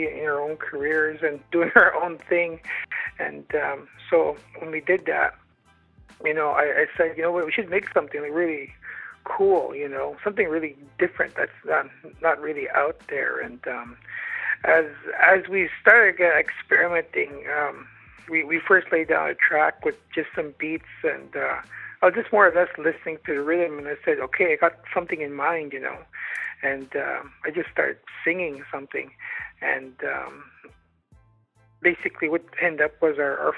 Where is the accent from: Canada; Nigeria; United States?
Canada; now in Ottawa, Canada; I'm from the Algonquin Nation, Loon Clan.